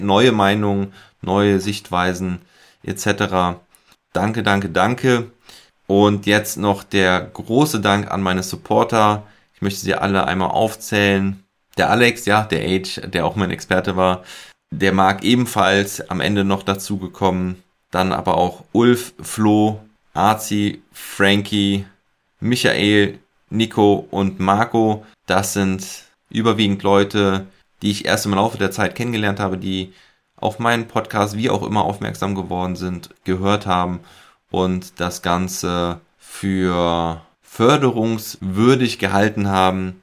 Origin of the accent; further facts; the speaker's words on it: Ahr Valley, Rhineland-Palatinate, Germany; meine Heimat, das Ahrtal